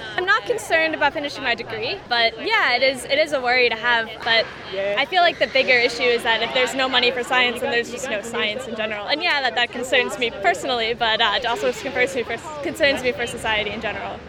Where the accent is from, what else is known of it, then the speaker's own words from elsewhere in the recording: United States; moved away as an adult; now in Sydney, Australia; I'm also American, and so I'm here for my PhD. I've been here about two years